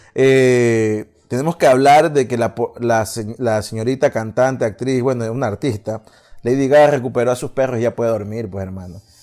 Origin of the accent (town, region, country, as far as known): Ecuador